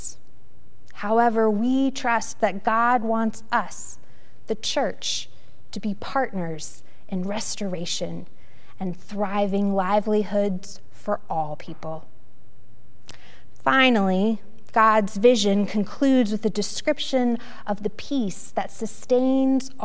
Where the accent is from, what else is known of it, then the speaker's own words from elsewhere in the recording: Roanoke, Virginia, United States; now in Richmond, United States; my hometown of Roanoke